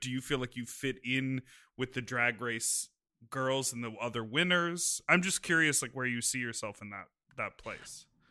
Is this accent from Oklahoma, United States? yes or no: no; Evanston, Illinois, United States; I grew up in Evanston, which is the town next to Wilmette